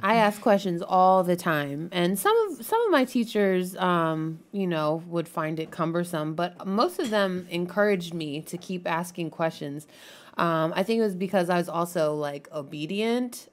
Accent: Maryland, United States; now in Washington, D.C., United States; I grew up in Maryland

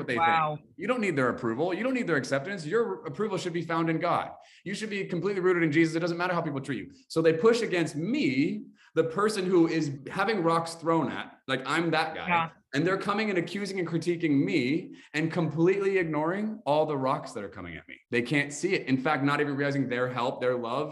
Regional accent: United States; we're American

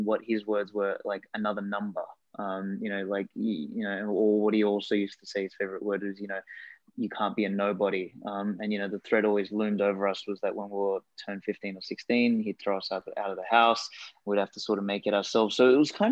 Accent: Australia; first language Macedonian; English is a second language; I came from an Eastern European family, and, you know, grew up in Australia, and like, English wasn't actually my first language. I spoke Macedonian initially

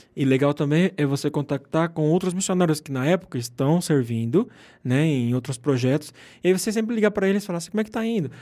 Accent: Rondônia, Brazil; moved away as an adult; also born or lived in Argentina; Eu venho do norte do Brasil, Rondônia

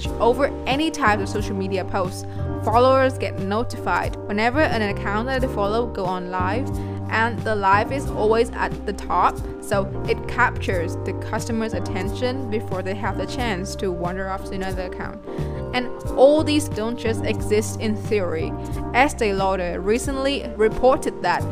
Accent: Vietnam; I've been living in Vietnam my entire life

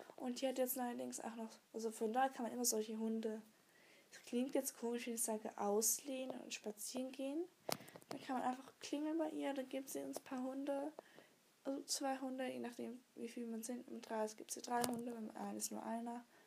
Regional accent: Switzerland; Tockenburg ist bei uns in der Schweiz

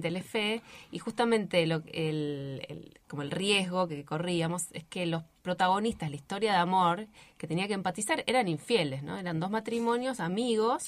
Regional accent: Río Gallegos, Santa Cruz, Argentina; also born or lived in Río Turbio; yo soy nacida en Río Gallegos, el secundario lo terminé en Río Gallegos

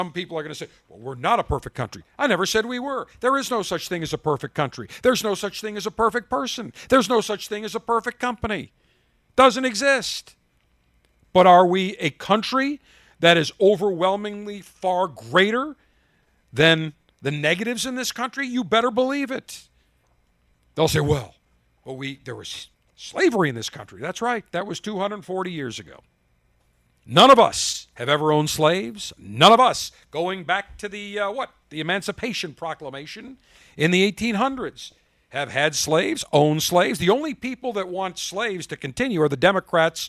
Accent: United States; being a proud American, a proud citizen, calling myself an American, saying I'm from America

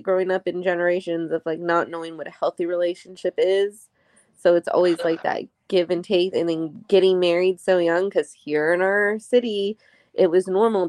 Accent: San Antonio, Texas, United States; also born or lived in Southern California; San Antonio, where we were raised in, you know, both me and my ex, we were both raised San Antonio. It's the culture here. It's the Hispanic culture here.

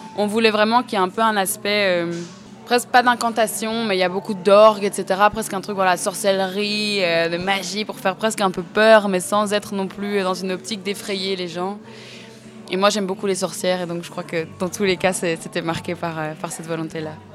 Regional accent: Namur, Wallonia, Belgium; moved away as an adult; now in Brussels, Belgium; je suis belge, j'habite à Bruxelles depuis 5-6 euh, ans, je crois, mais de base, je viens de Namur

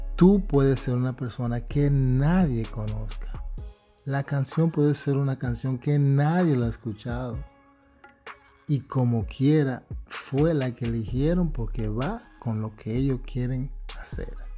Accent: New York, United States; yo viniendo nacido y criado en Nueva York

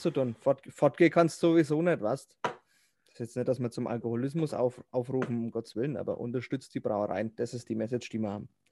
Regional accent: Herzogenaurach, Bavaria, Germany; Bin aus Herzogenaurach, also ah, nicht gar so weit weg von Nürnberg. Franke

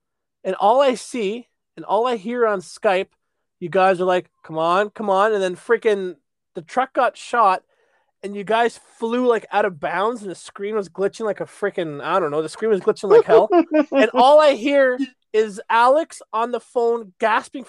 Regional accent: Canada; I'm a Canadian

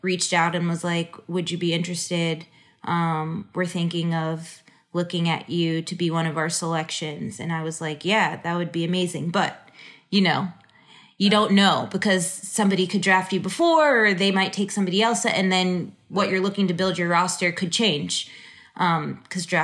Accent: New York, United States; also born or lived in Houston; now in Los Angeles, United States; get closer to home and play on the East Coast because I'm from New York

